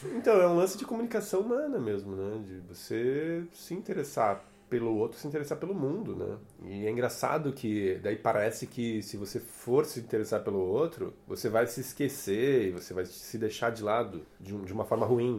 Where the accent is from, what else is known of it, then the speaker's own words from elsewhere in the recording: Curitiba, Paraná, Brazil; also born or lived in Ribeirão do Pinhal, Paraná; Eu sou nascido no interior do Paraná, numa cidadezinha chamada Ribeirão do Pinhal. E cheguei em Curitiba com 12 dias de vida. Ah. Enfim, sou curitibano